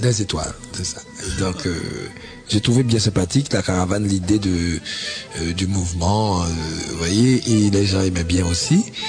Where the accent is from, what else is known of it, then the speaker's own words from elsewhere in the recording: Haiti; la vraie musique euh, d'Haïti, hein, la vraie musique de nos racines